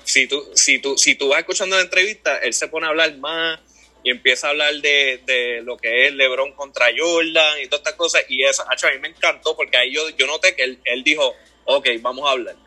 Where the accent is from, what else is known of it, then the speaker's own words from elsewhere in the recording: Toa Baja, Puerto Rico; yo me crié en, en Levitown, por allá toda baja